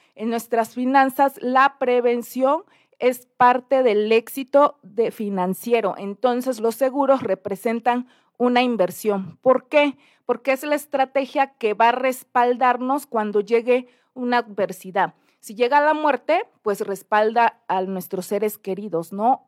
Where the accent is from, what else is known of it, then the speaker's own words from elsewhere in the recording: Oaxaca, Mexico; mi bello Oaxaca